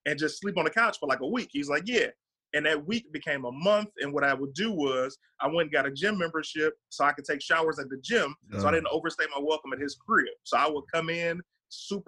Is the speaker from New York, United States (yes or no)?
no; Detroit, Michigan, United States; moved away as an adult; now in Los Angeles, United States; I'm from Detroit